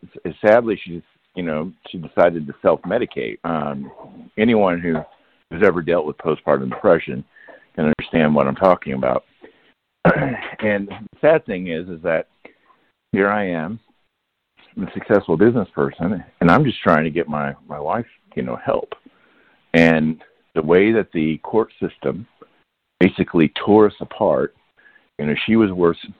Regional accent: Leavenworth, Kansas, United States; So I leaned on my hometown, which is Leavenworth, Kansas. Fort Leavenworth is, you know, I was a military brat.

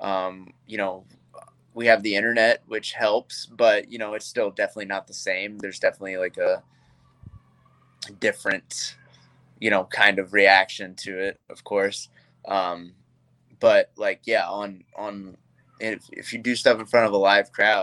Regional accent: Georgia, United States; I am from Georgia, and, you know, we do a lot of things old school down there wrestling wise

